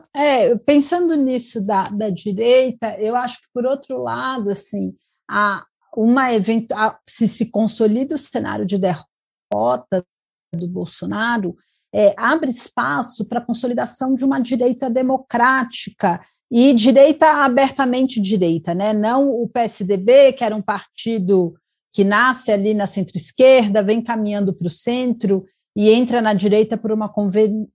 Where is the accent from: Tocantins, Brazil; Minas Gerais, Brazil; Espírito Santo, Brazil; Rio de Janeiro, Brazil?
Espírito Santo, Brazil; moved away; lá da, da minha terra